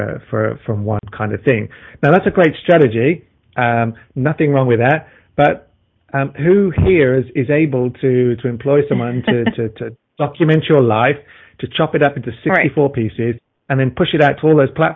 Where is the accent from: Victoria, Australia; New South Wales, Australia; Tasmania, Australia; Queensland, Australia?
Victoria, Australia; Melbourne; my hometown of Melbourne, Australia here